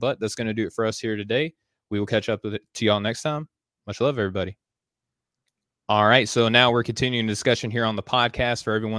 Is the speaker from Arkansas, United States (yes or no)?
yes; Arkansas, United States; I'm from Arkansas, and I read your work, so I mean that's how good it is. And people from Arkansas can read it.